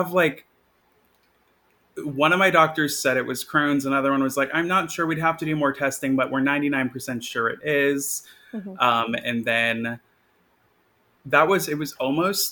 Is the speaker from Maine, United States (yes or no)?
yes; Maine, United States; now in Brooklyn, United States; I grew up in Maine